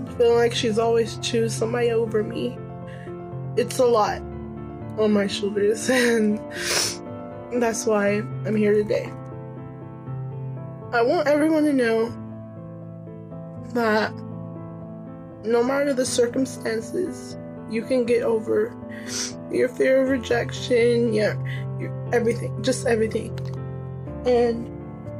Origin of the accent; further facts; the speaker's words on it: Denton, Texas, United States; I'm from Denton, Texas